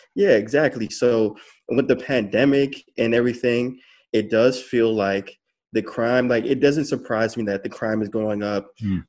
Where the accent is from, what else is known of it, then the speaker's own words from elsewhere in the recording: Farmington Hills, Michigan, United States; moved away as an adult; also born or lived in Detroit, Michigan / California; I, was born in Detroit, but I was raised in Farmington Hills, um, so suburb suburb uh, in in uh, Michigan